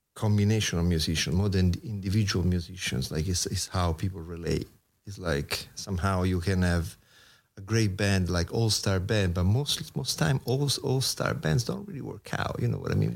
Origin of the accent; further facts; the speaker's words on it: Rome, Lazio, Italy; moved away as an adult; now in New York, United States; I come from Rome, Italy, so being a musician in Rome